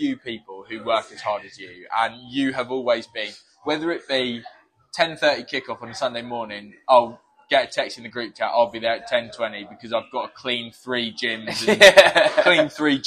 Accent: Worthing, South East England, United Kingdom; moved away; we both grew up in Worthing

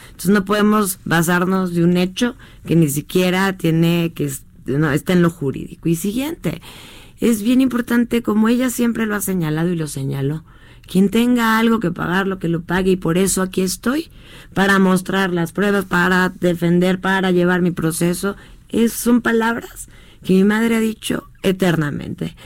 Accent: Mexico; como ciudadana mexicana que soy

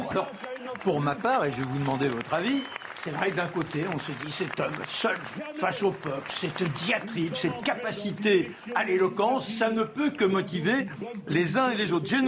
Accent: France; moi je suis français, je veux bien m'inscrire dans l'Europe dès lors qu'elle a une dynamique

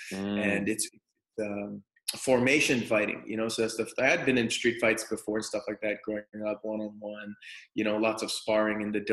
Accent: Toronto, Ontario, Canada; moved away as an adult; now in California, United States; So I'm from Toronto, Canada

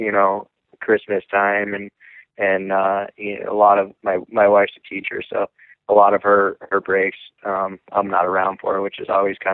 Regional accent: Lake Placid, New York, United States; I'm from Lake Placid, New York, and that's, you know, it's an area that has a huge heritage

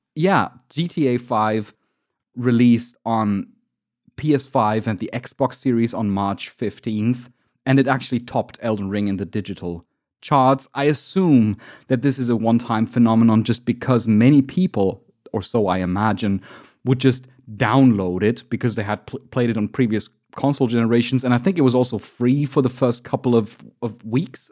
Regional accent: Germany; I'm from Germany, so I'm calculating in kilograms

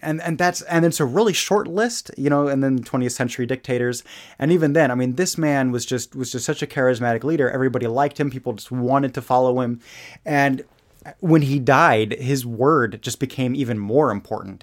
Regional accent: Germany; moved away; growing up in Germany

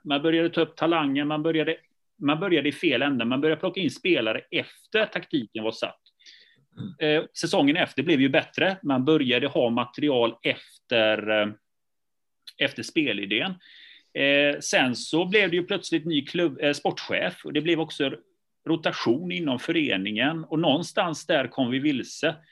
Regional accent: Gothenburg, Västra Götaland, Sweden; Jag är själv är från förorten, jag är från Biskopsgården

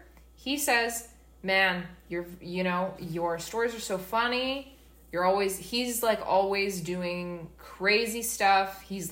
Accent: Vancouver, British Columbia, Canada; we're from Vancouver

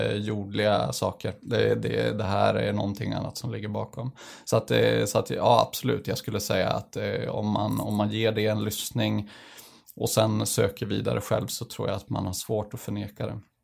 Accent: northern Sweden, Sweden; kommer från norra Sverige

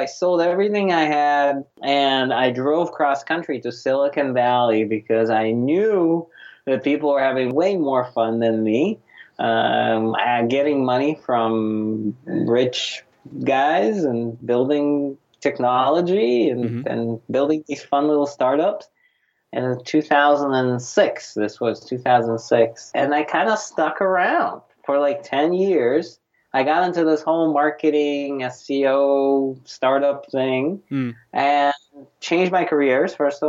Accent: Russia; English is a second language; now in United States; You know, I grew up in Soviet Union and came here in 1993. It was January of 1993, January 28th, my big immigration from Soviet, well, it was Russia by that time, 93.

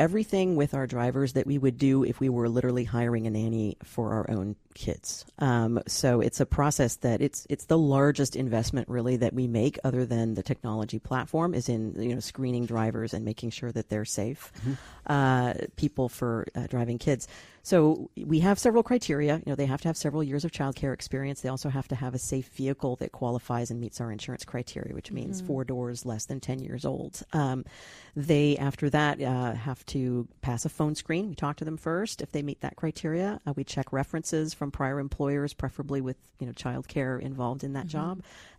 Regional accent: Santa Monica, California, United States; born there; I mean, I was born in Santa Monica.

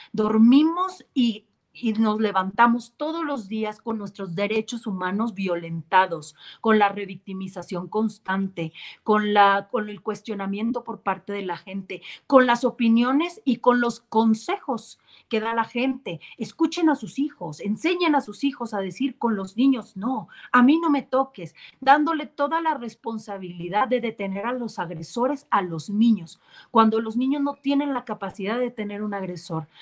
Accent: Mexico; nuestro país en México

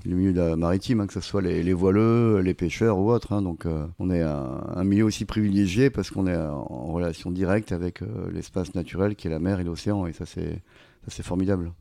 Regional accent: Arcachon, Nouvelle-Aquitaine, France; quand j'étais gamin, j'ai grandi à Arcachon

